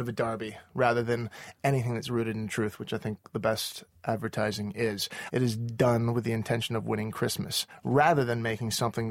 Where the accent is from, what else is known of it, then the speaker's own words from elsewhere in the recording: Canada; My mom's English. even though I grew up in Canada